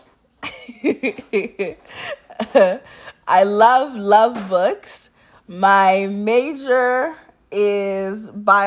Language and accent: English; Kinshasa, DR Congo; moved away; also born or lived in Goma / Kenya; I was born in Goma and grew up in Kinshasa